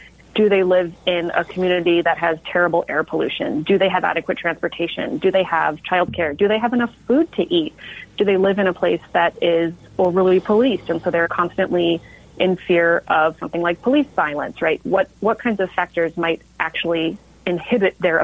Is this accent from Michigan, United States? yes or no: no; Del Mar, California, United States; now in Seattle, United States; I grew up in Del Mar